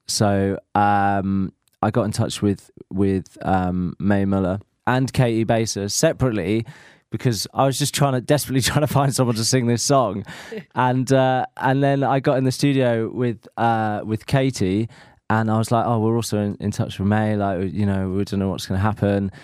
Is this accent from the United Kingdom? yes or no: yes; Norfolk, East of England, United Kingdom; I am from Norfolk, the home of Alan Partridge